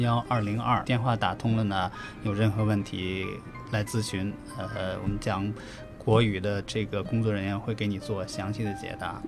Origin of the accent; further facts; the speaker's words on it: China; now in Australia; 我们中国人